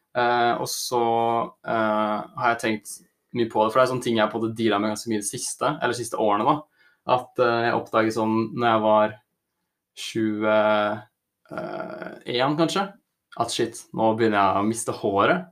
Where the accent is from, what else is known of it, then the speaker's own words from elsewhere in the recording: Oslo area, Norway; Så er jeg fra Oslo-området og studerer friluftsliv.